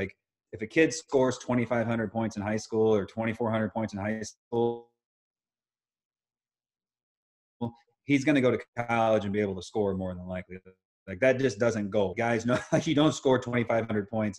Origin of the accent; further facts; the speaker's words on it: Indiana, United States; I come from Indiana